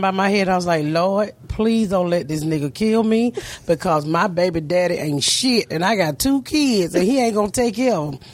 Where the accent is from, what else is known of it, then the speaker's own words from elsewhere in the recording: Atlanta, Georgia, United States; I grew up in the inner city of Atlanta